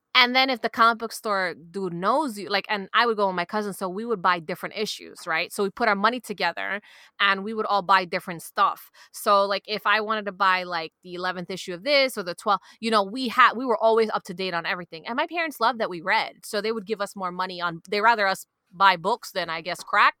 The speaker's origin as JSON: {"language": "English", "town": "New York City", "region": "New York", "country": "United States", "tie": "born or raised there", "accent": "Queens", "said": "growing up in Queens"}